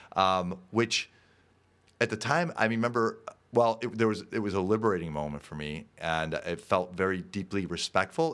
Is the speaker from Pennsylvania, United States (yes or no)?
no; Park Ridge, Illinois, United States; I grew up in Park Ridge, Illinois here